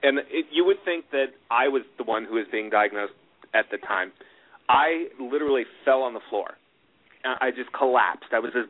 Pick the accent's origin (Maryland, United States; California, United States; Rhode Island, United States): California, United States; Los Angeles; Where are you from? Southern California. Oh, Los Angeles. Yes, that's where I'm from.